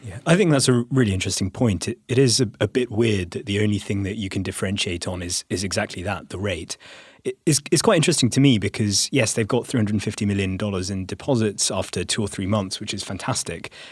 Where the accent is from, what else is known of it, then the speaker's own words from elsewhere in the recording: India; I'm speaking as an Indian